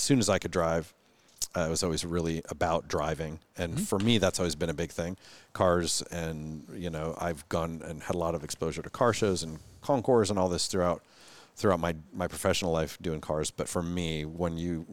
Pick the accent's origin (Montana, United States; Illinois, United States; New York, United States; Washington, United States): Washington, United States; Renton; I grew up in Renton, went to Hazen High School, you know, just a local guy